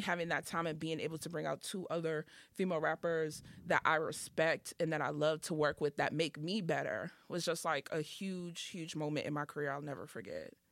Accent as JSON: {"language": "English", "town": "Boston", "region": "Massachusetts", "country": "United States", "also_born_or_lived": "the South (US)", "said": "I'm from Dorchester"}